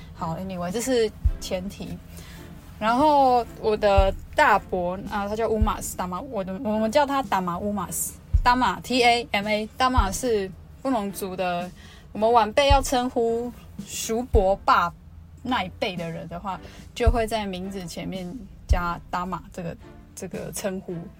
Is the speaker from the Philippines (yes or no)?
no; Luona village, Nantou County, Taiwan; 我们我的部落叫罗纳部落